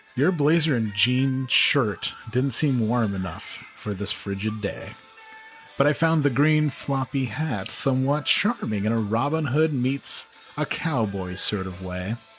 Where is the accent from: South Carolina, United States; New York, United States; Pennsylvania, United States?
New York, United States; Glens Falls; my hometown of Glens Falls